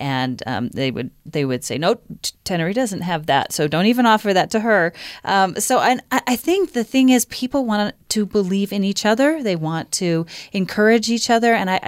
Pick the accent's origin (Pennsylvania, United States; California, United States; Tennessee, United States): Pennsylvania, United States; I grew up in Pennsylvania and in the 80s